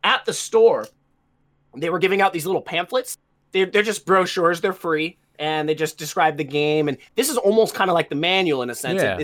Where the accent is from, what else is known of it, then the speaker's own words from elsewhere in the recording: United States; me being an American